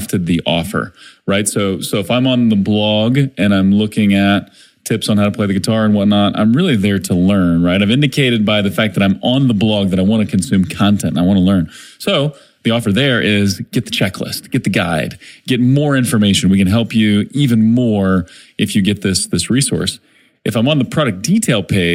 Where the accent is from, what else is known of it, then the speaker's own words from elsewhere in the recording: Springfield, Missouri, United States; my hometown, Springfield, Missouri